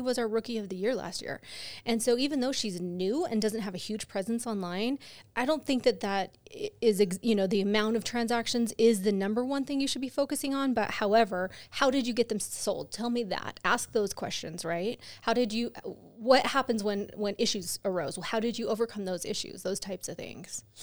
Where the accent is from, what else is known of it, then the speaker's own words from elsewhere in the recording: California, United States; moved away; I grew up in California